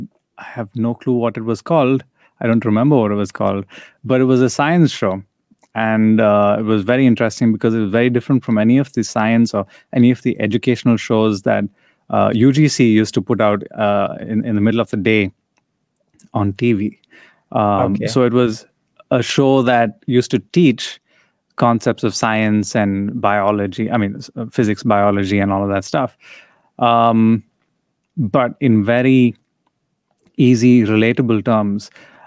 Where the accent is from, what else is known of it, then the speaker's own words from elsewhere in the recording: India; even though we grew up in India, reading and experiencing a lot of the Western media